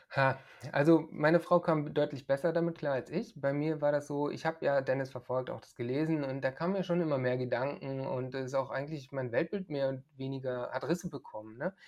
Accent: Germany; now in Bulgaria; als Deutsche hier

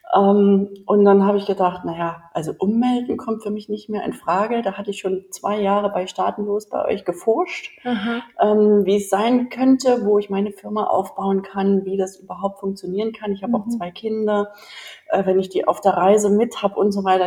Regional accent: Germany; moved away as an adult; bin ja Deutsche und in Deutschland aufgewachsen

